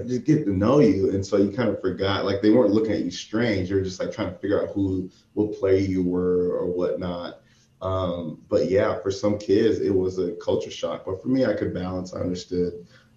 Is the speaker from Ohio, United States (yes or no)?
no; Boca Raton, Florida, United States; moved away as an adult; also born or lived in Corvallis, Oregon; Growing up in Boca Raton, it's probably like 45 minutes north of Miami